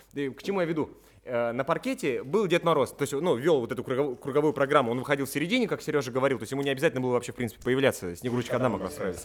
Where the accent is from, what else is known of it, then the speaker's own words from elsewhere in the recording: Tomsk, Tomsk Oblast, Russia; я из Томска